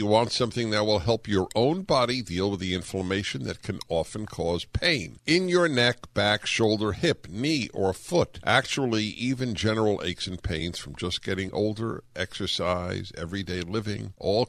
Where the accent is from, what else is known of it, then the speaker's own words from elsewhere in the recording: United States; And I am thankful that I am an American.